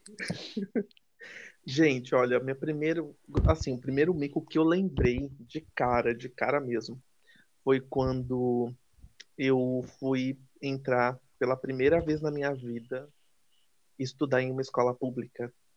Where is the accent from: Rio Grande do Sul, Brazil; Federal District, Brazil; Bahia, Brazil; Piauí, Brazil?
Bahia, Brazil; Salvador; moved away; also born or lived in São Paulo; eu sou baiano, sou de Salvador